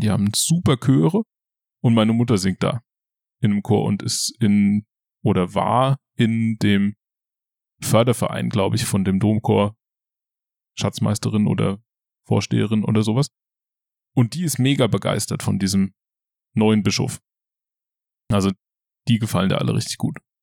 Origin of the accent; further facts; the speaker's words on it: Schadeck, Hesse, Germany; moved away as an adult; now in Ludwigshafen, Germany; Ich komme aus der Nähe von Limburg. Limburg ist eine Stadt an der A3 zwischen Frankfurt und Köln. Und Schadeck, der Ort, wo ich herkomme, ist ein Dorf in der Nähe von Limburg. Und aus Schade kommt schon mein Vater und sein Vater und dessen Vater. Hm. Und da habe ich meine ganze Kindheit verbracht.